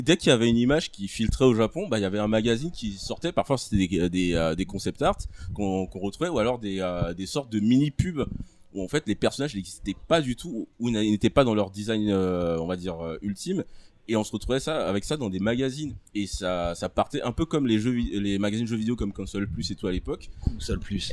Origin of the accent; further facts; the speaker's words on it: Côte d’Ivoire; moved away; j'ai grandi en Côte d'Ivoire je suis né en Côte d'Ivoire